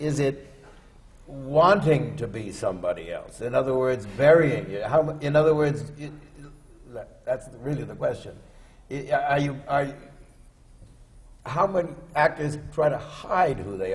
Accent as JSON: {"language": "English", "town": "Los Angeles", "region": "California", "country": "United States", "tie": "born or raised there", "said": "I was born and raised in Los Angeles"}